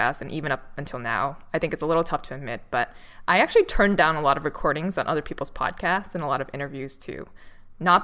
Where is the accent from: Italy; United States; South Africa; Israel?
United States; Boston, Massachusetts; I'm from Boston